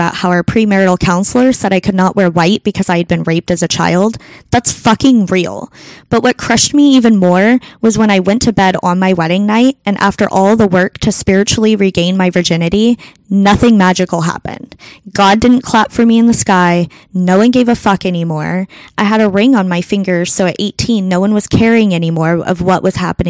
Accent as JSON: {"language": "English", "country": "United States", "said": "I'm an American woman in 2020 now."}